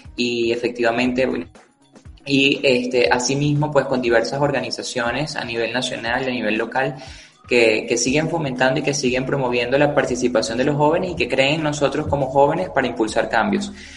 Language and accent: Spanish; Zaraza, Guárico, Venezuela; en la ciudad de Sarasa, en el estado Guárico, al oriente del estado Guárico, de donde soy y donde crecí